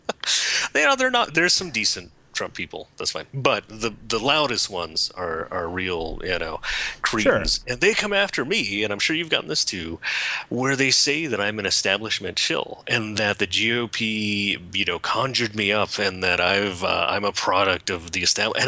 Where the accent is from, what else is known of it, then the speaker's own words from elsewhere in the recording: California, United States; I was born in California